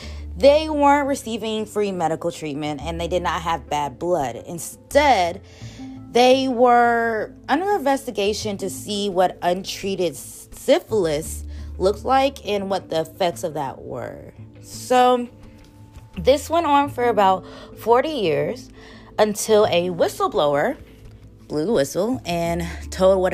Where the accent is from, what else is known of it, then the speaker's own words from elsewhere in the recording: Huntsville, Alabama, United States; I am from Alabama, Huntsville, Alabama